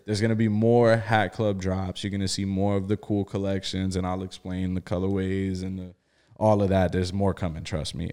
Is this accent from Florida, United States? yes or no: yes; South Florida, United States; also born or lived in Bridgeport, Connecticut; I was born in Bridgeport, Connecticut. Uh, I was, I was brought down to, to South Florida very young. And I, you know, I went to school in South Florida